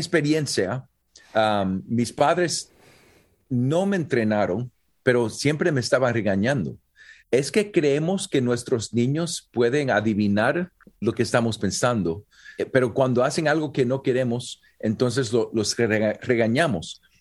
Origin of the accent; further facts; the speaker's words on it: Puerto Rico; soy puertorriqueño y nací en Puerto Rico